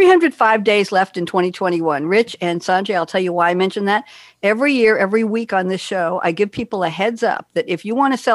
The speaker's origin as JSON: {"language": "English", "town": "New York City", "region": "New York", "country": "United States", "tie": "born or raised there", "also_born_or_lived": "New Haven, Connecticut / Cambridge, Massachusetts / Eugene, Oregon", "moved": "as an adult", "said": "I'm a New Yorker born and bred"}